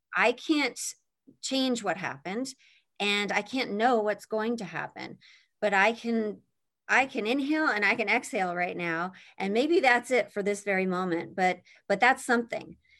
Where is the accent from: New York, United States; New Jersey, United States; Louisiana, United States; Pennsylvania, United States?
Pennsylvania, United States; moved away as an adult; also born or lived in Indiana; I grew up in Pennsylvania